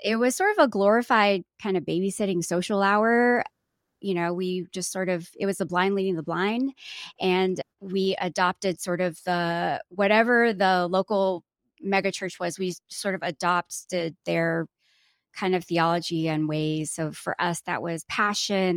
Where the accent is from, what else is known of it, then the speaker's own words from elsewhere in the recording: Atlanta, Georgia, United States; I was born and raised here. I was raised mostly mostly in the South. I'm from Atlanta, so I'm very Southern through and And uh, through.